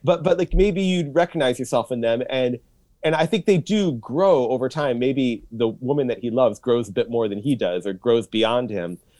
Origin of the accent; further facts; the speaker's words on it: Troy, Michigan, United States; moved away as an adult; also born or lived in Washington, D.C. / Japan / Indiana; now in Chicago, United States; I grew up in Troy